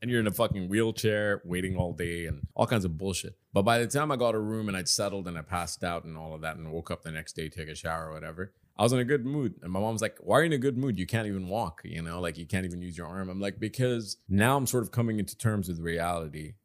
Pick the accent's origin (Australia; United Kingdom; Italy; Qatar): Qatar; Doha; also born or lived in Dubai, United Arab Emirates; I was born and raised in Qatar, and I grew up in Dubai as well. But, you know, these are my hometowns